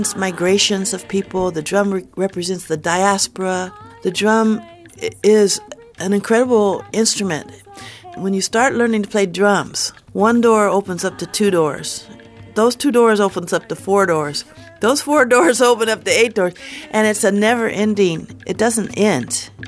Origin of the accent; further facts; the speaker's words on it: United States; here in the United States, I'm an American. I'm proud to be an American